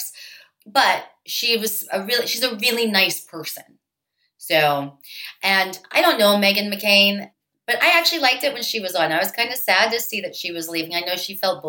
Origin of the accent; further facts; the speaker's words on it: Pittsburgh, Pennsylvania, United States; I grew up in Pittsburgh